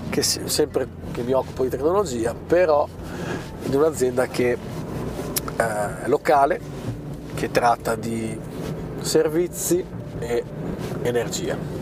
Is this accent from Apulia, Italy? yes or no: no; Bolzano, Trentino-Alto Adige, Italy; sono di Bolzano